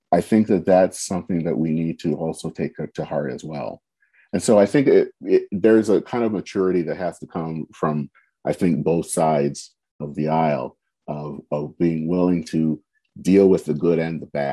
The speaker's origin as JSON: {"language": "English", "country": "United States", "said": "being African-American"}